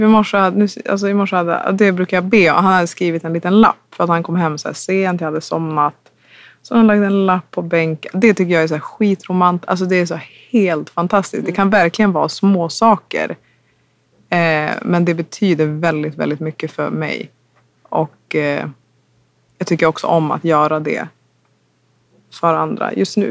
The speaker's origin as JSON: {"language": "Swedish", "town": "Umeå", "region": "Västerbotten County", "country": "Sweden", "said": "hemma i Umeå"}